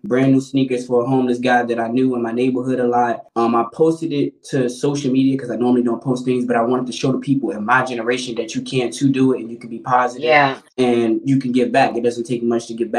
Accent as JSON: {"language": "English", "town": "Chicago", "region": "Illinois", "country": "United States", "tie": "born or raised there", "also_born_or_lived": "Richmond, Virginia", "moved": "yes", "said": "I'm born and raised in Chicago, but I spent a nice portion of my life in Richmond"}